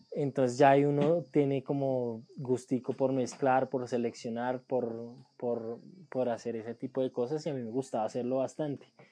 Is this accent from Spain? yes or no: no; Colombia; la primera vez que salí de Colombia fue a Ecuador